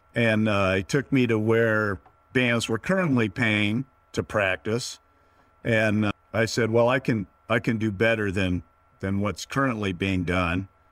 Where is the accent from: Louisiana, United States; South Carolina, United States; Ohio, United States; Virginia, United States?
Virginia, United States; Northern; also born or lived in Prescott, Arizona; now in San Luis Obispo, United States; I'm originally, uh, born and raised in Northern Virginia, just outside of the D C Beltway.